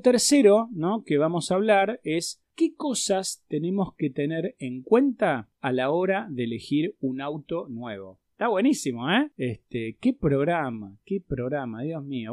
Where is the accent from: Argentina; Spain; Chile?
Argentina